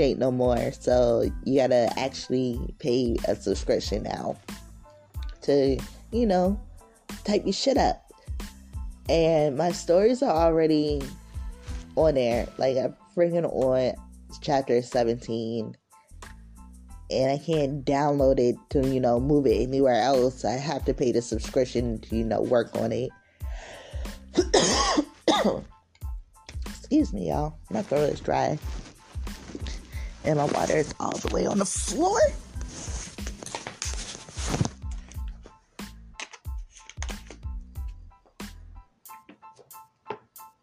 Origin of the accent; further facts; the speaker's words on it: Richmond, Virginia, United States; I'm from Richmond, Virginia, 24.